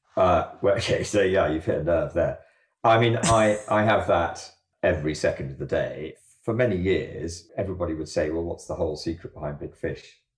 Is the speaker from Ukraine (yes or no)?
no; Jersey; I grew up in Jersey above a surf bay